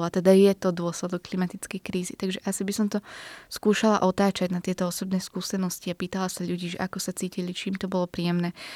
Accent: Bratislava, Bratislava Region, Slovakia; Sice som z Bratislavy

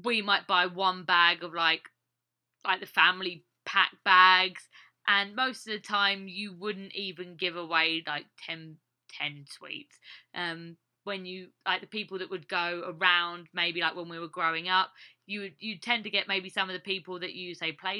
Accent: England, United Kingdom; now in United States; growing up in England

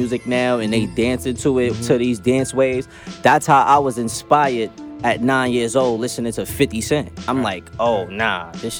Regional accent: Queens, New York, United States; Like, I'm from Southside, Jamaica, Queens. Yeah, yeah, yeah. So, I'm from Lakewood and 107.

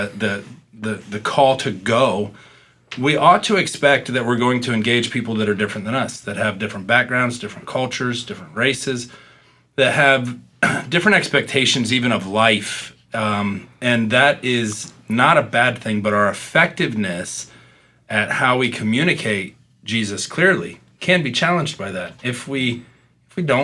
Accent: Midwest, United States; I'm from the Midwest

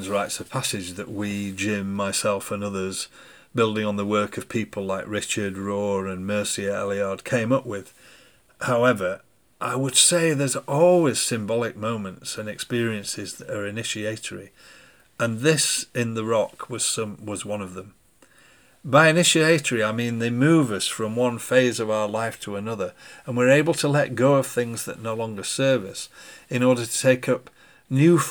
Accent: United Kingdom; we were from the UK

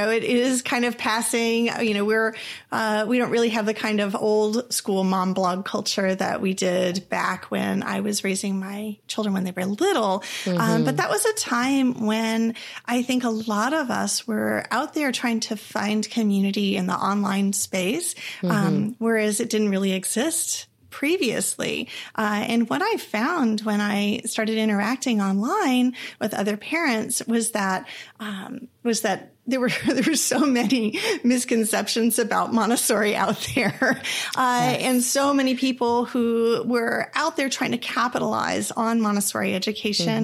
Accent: Texas, United States; also born or lived in Eureka, California; I was born up in Eureka, California, in the middle of a heavy redwooded area uh-huh. in a tiny little town. And my parents always loved it. When they moved back to Texas when I was a toddler

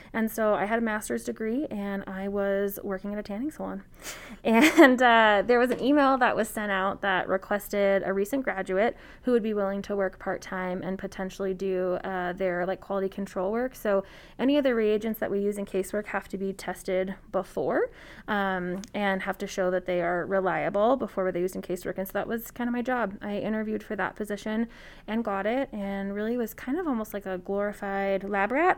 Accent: Reno, Nevada, United States; also born or lived in Germany; we came back to Reno, and I have been here ever since. I went from elementary school, middle school, high school, and I even went to college here

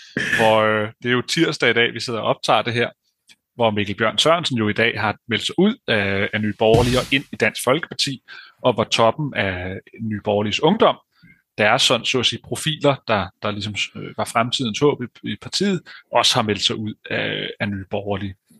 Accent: Denmark

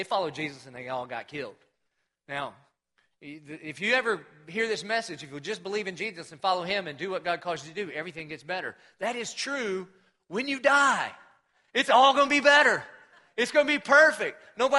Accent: Dillon, South Carolina, United States; now in Jacksonville, United States; I'm from Dillon, South Carolina

